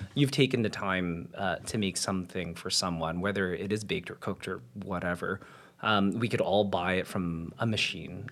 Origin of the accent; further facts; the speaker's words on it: Winnipeg, Manitoba, Canada; now in Toronto, Canada; So I'm a Winnipegger, I'm uh, a Torontonian.